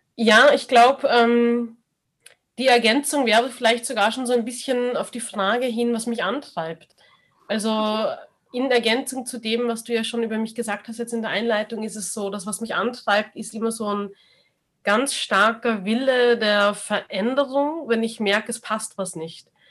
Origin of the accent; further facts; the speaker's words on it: Austria; man ist aber in Österreich geboren